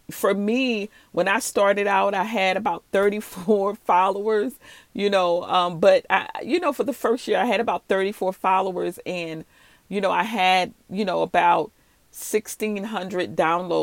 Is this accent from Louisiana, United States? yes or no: yes; New Orleans, Louisiana, United States; I'm from the South. I'm from New Orleans, Louisiana.